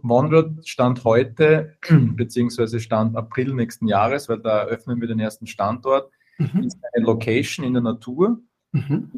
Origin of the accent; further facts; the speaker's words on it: Austria; komme aus Österreich, hört man ähm, wahrscheinlich.